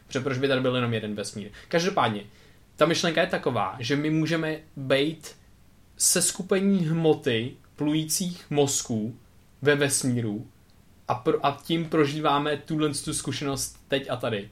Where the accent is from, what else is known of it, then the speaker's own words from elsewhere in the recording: Czechia; jsem se narodil tady v Česku